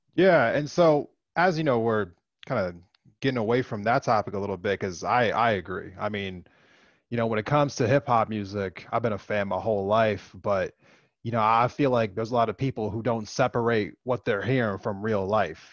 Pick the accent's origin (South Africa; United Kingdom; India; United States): United States; East Coast; moved away as an adult; I grew up over in the East Coast. I have I've been removed from it for, you know, more than a decade now.